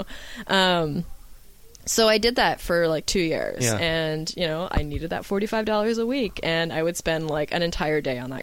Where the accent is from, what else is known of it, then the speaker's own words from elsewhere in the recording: Canada; I read Tintin and Asterix growing up, being Canadian